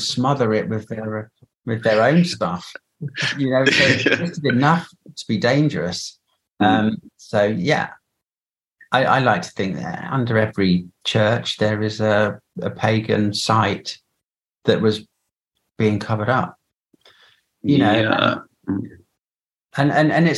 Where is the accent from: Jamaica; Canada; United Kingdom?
United Kingdom; England